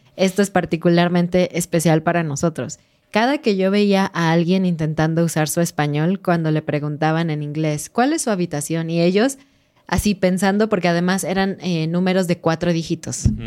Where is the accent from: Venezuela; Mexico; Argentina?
Mexico; como mexicanos dejábamos nuestra toalla para decir, este lugar está ocupado